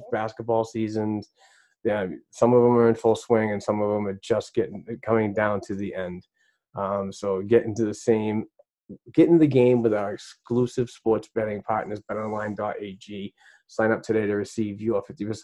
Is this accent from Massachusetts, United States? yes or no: yes; Boston, Massachusetts, United States; I'm from Boston